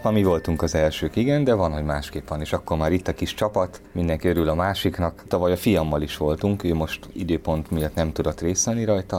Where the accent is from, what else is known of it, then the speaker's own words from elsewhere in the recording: Pécs, Baranya, Hungary; Pécsi vagyok